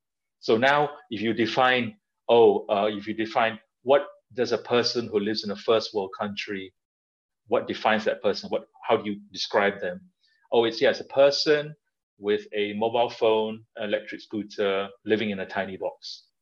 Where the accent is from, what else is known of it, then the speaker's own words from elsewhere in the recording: Malaysia; like Malaysia is my home. It's where all my relatives are, where my parents are. I have friends there. I am Malaysian in the way that I love eating and I love just socializing